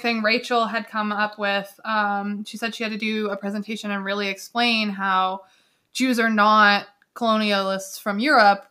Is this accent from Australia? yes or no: no; Canada; I'm Canadian, and of course I'm proud to be Canadian